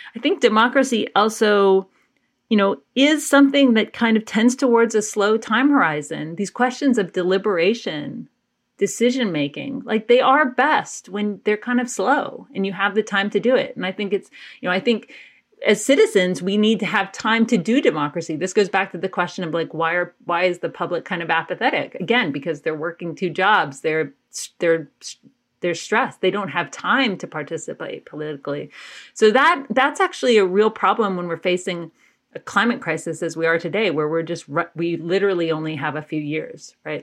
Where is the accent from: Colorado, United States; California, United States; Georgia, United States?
Georgia, United States; Athens; I grew up in Athens, Georgia